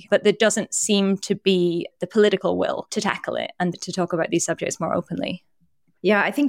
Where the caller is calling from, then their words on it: United States; I'm speaking from the United States, where often parents have no parental leave and people's access to healthcare is tied to their jobs.